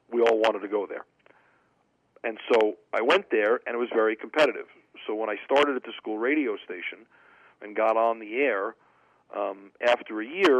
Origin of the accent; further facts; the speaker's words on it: New York City, New York, United States; I grew up in New York City. I grew up in Queens, about a mile and a half from the old Shea Stadium